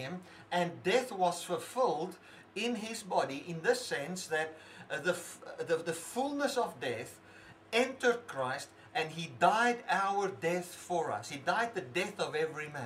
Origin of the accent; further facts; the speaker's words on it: South Africa; I cannot separate myself from being a South African.